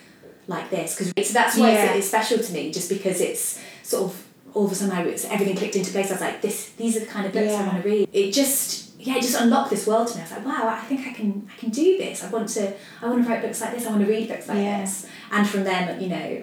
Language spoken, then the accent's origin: English; Nottingham, East Midlands, United Kingdom; I come from Nottingham